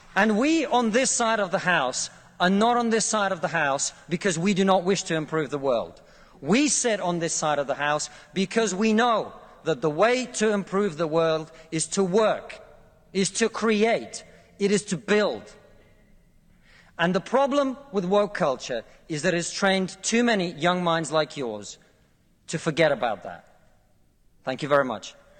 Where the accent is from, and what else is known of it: Russia; now in United Kingdom